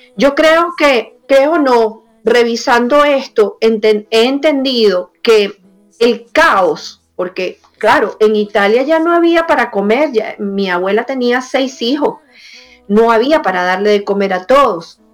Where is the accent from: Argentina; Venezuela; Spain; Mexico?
Venezuela; now in United States; también me duele Venezuela, también me duele todo lo que ha pasado en mi país y haberme salido de ahí